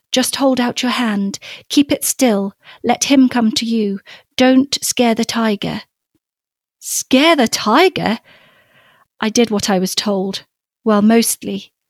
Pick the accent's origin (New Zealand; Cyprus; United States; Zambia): Zambia; Copperbelt Province; we had a grove of um, avocado and mango trees in our garden growing up um, oh. in in Zambia in the copper belt. I was born up in the African bush in a little village. Um, but we moved when I was five